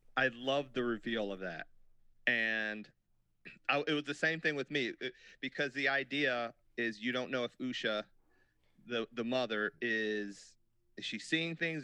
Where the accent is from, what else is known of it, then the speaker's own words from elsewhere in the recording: United States; us being American boys and girls